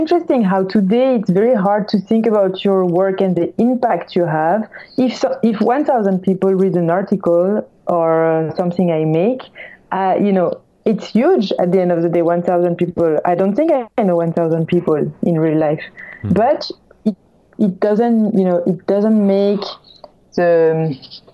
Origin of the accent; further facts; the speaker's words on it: France; accent: French; English is a second language; moved away as an adult; also born or lived in Los Angeles; I'm French, if by my accent you couldn't tell